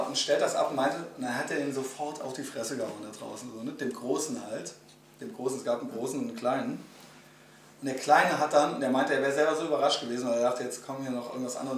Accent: Germany; als Deutscher

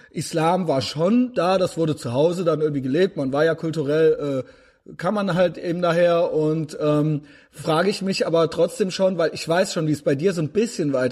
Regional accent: Turkey; now in Germany; Würde ich jetzt heute als Türke

